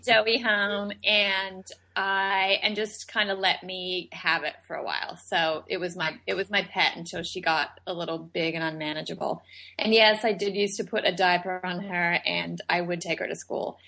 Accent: Australia; moved away; I was born and raised in Australia

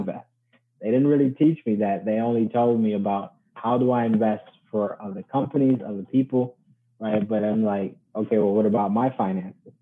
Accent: Chicago, Illinois, United States; also born or lived in Ghana; when I was eight, um, I was fortunately thrown into a neighborhood called Uptown in Chicago

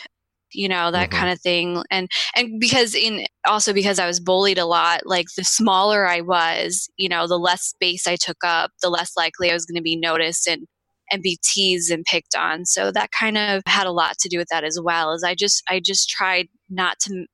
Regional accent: St. Louis, Missouri, United States; I grew up in St. Louis, Missouri.

